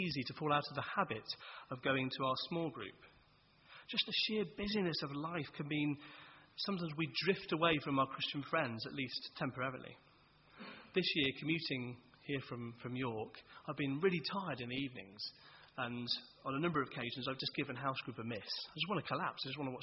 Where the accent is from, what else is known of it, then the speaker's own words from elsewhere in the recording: Worcester, West Midlands, United Kingdom; moved away as an adult; When I was growing up in Worcester